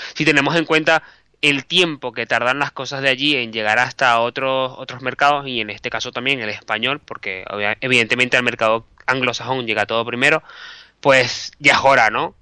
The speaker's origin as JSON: {"language": "Spanish", "country": "Venezuela", "also_born_or_lived": "Bilbao, Spain / Caracas, Venezuela", "moved": "as an adult", "lives_now": "Madrid, Spain", "said": "yo soy periodista, soy venezolano"}